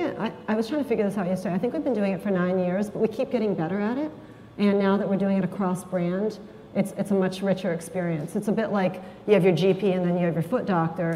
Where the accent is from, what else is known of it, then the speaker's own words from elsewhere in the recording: Marin, California, United States; my hometown, Marin